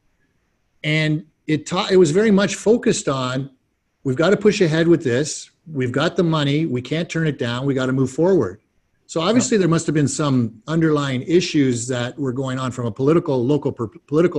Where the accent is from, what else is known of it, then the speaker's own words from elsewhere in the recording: Waterloo, Ontario, Canada; also born or lived in North Dumfries; I grew up in Waterloo